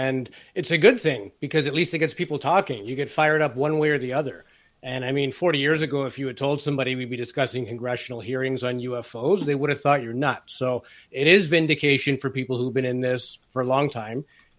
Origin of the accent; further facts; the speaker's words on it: Canada; being Canadian, we don't have the access that a lot of Americans who are really entrenched in this.